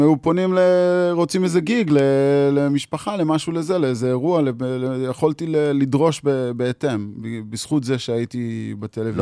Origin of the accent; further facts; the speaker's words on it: Magal, Haifa District, Israel; אני קיבוצניק מקיבוץ מגל, ואת רוב השנים הצעירות שלי העברתי עם החברים במקלט